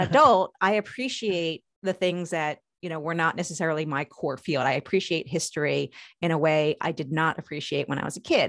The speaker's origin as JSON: {"language": "English", "area": "Long Island", "region": "New York", "country": "United States", "tie": "born or raised there", "moved": "yes", "lives_now": "Maryland, United States"}